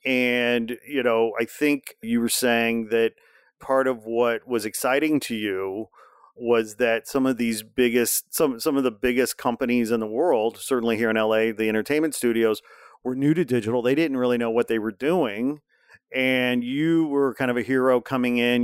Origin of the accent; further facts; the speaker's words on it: Indiana, United States; I'm from Indiana